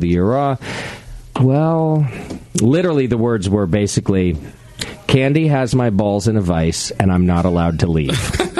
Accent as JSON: {"language": "English", "region": "California", "country": "United States", "said": "I'm from California"}